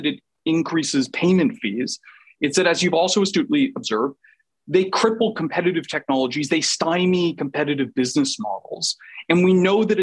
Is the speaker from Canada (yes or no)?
yes; Canada; I'm Canadian